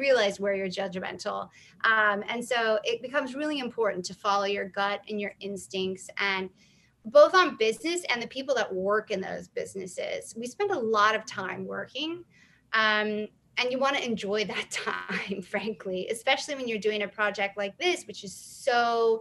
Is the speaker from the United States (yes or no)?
yes; the South, United States; I'm from the South